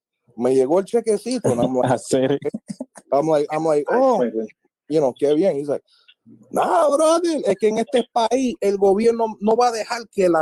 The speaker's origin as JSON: {"language": "English", "country": "United States", "tie": "born or raised there", "said": "as an American citizen, somebody that was born and raised here, educated here, bilingual"}